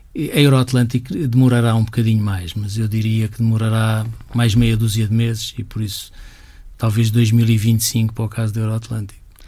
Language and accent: Portuguese; Portugal; todos nós somos portugueses, todos nós temos um bocadinho este A D N